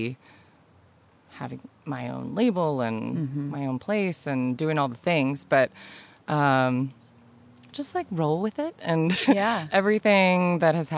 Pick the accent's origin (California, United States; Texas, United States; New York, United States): California, United States; San Diego; moved away as an adult; I'm from San Diego